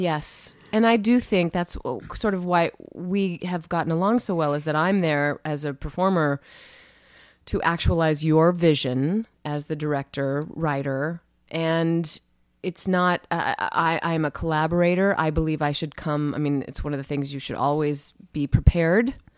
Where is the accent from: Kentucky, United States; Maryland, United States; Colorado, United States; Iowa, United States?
Iowa, United States; Cedar Falls; I grew up in Cedar Falls, Iowa, very small Midwestern town